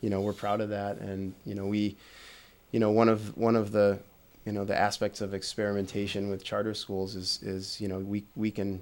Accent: Midwest, United States; moved away; also born or lived in Michigan; coming from the Midwest

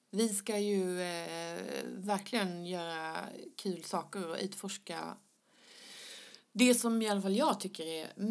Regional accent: Skåne, Sweden; accent: Skånska; mina men... skånska diftonger

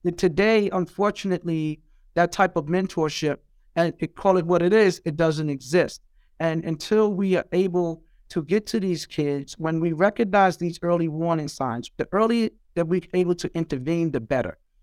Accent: New York City, New York, United States; growing up in Brownsville and Eastern New York, Brooklyn

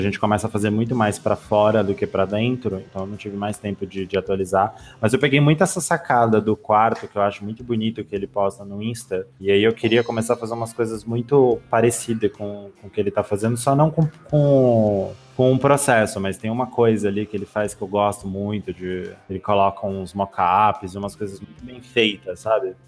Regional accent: São Paulo, Brazil; eu sou de São Paulo

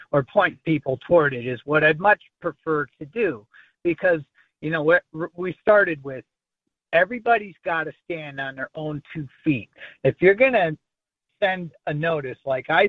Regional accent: Michigan, United States; my allegiance is to the state of Michigan, where I was born.

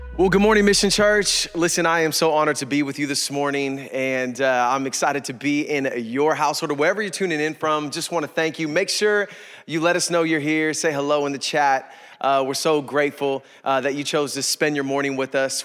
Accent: East Bay, California, United States; I grew up in the East Bay

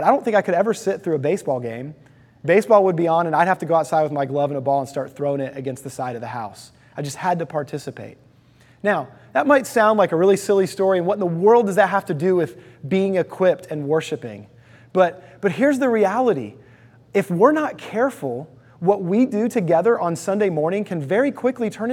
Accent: Houston, Texas, United States; I lived in Houston, Texas

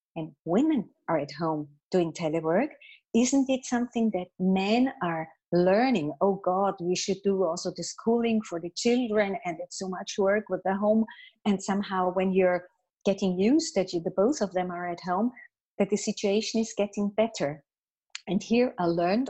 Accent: Austria; In my home country, in Austria

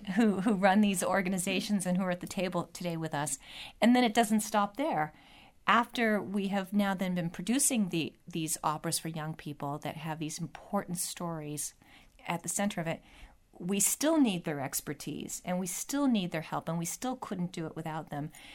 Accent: California, United States; a Californian who, I thought I knew my history

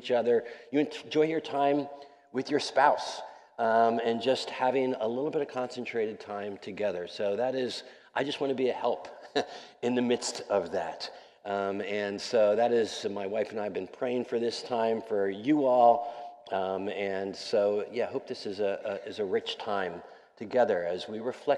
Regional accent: Wilmington, Delaware, United States; moved away as an adult; now in New York City, United States; I'm a Mid-Atlantic kid. I grew up in Wilmington, Delaware, so not too far away from here.

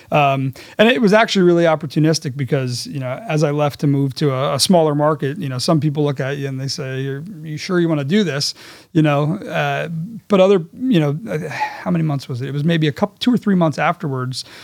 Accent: Netherlands; I, I had I'd spent time growing up in the Netherlands.

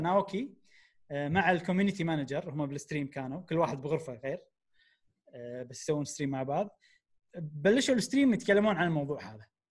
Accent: Kuwait; احنا عندنا بالكويت

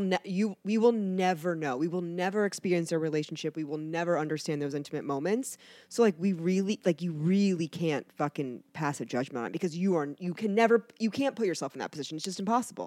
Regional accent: Canton, Ohio, United States; moved away as an adult; also born or lived in New Jersey / Florida; now in Cincinnati, United States; I pretty much grew up in Canton. That's where I say that I'm from, Canton.

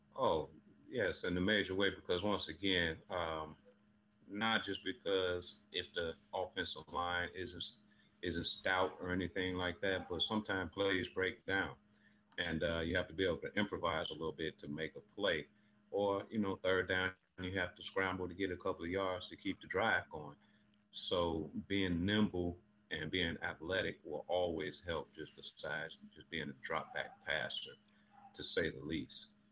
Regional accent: Chicago, Illinois, United States; also born or lived in Wyoming; now in Houston, United States; I'm originally from Chicago, but I've been in Houston the last few years

